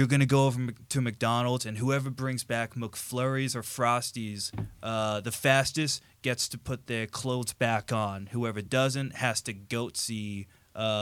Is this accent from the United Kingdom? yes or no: yes; England, United Kingdom; moved away; I grew up in England initially. I was born there.